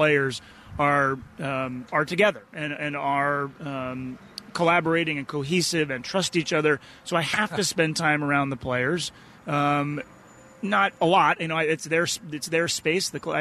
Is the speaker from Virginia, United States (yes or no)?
no; Boston, Massachusetts, United States; moved away; When I was a kid, I grew up in the Boston area